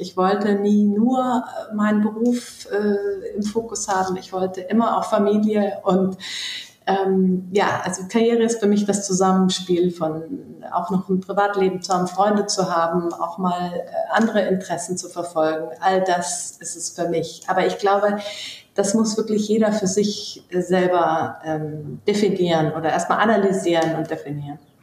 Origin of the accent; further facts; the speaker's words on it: Munich, Bavaria, Germany; moved away as an adult; also born or lived in Berlin / London / Stuttgart; ich bin Münchnerin, ähm, dort geboren und aufgewachsen bis Anfang 20